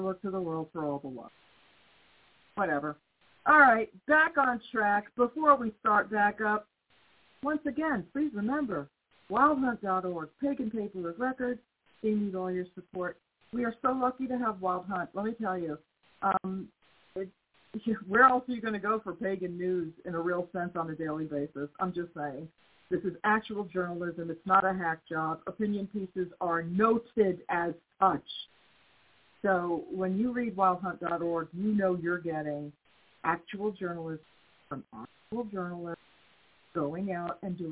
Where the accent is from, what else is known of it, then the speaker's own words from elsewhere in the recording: United States; I'm still American